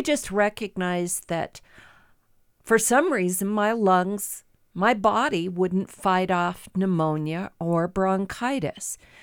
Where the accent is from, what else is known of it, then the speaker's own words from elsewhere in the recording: Midwest, United States; moved away as an adult; now in Great Falls, United States; I grew up in the Midwest